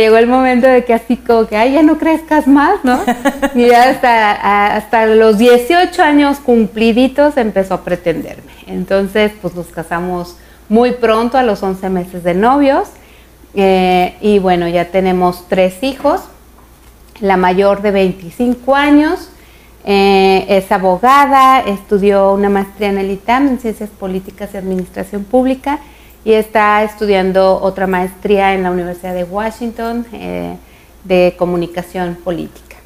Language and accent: Spanish; Zapopan, Jalisco, Mexico; also born or lived in Guadalajara, Jalisco; Zapopan, Jalisco, ahí crecimos.